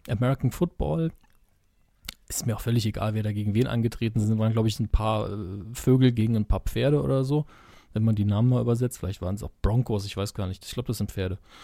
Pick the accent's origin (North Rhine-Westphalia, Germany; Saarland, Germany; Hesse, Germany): Saarland, Germany; als Saarländer